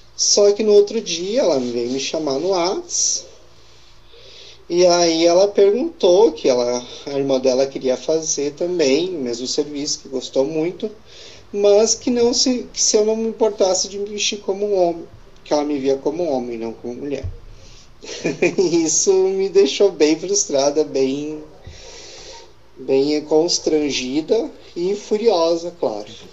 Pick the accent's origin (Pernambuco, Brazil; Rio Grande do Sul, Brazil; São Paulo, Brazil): Rio Grande do Sul, Brazil; Estrela; Eu sou de Estrela